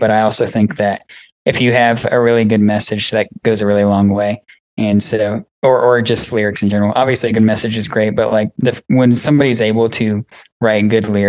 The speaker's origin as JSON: {"language": "English", "region": "Georgia", "country": "United States", "said": "We're from Georgia."}